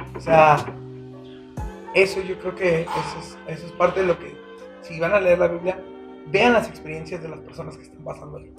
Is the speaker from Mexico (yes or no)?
yes; Mexicali, Baja California, Mexico; now in Aguascalientes, Mexico; Mi familia es del norte. O sea, me crié mucho en California y en Mexicali, entonces son norteñotes